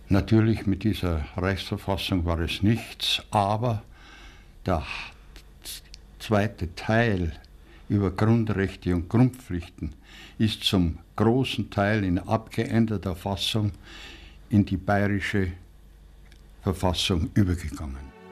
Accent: Burghausen, Bavaria, Germany; also born or lived in Munich; Ich bin ein geborener Münchner und bin auf dem Lande aufgewachsen, habe mein Gymnasium auf dem Lande, nämlich in Burghausen an der Salzach besucht

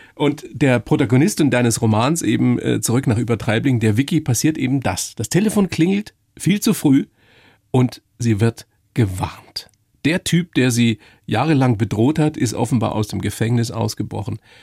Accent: Upper Palatinate, Bavaria, Germany; moved away; In der Oberpfalz ist das ganz genauso, wo ich herkomme

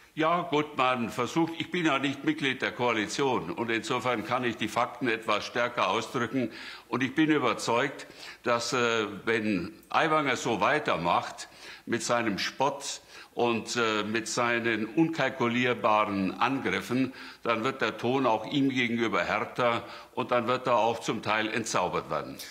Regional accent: Ursberg, Bavaria, Germany; ich komme aus Ursberg, wo eine große Behinderteneinrichtung stattfindet

